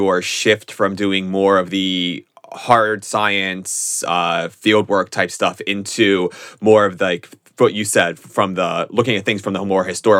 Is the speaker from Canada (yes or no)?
no; United States; accent: American; I am very American with my speech, so yeah.